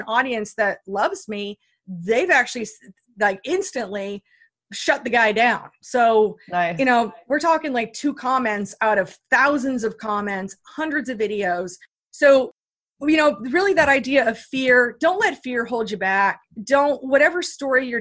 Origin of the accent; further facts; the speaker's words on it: Iowa, United States; I grew up in Iowa, you know, where like there are no mountains in Iowa, you know, in the Midwest.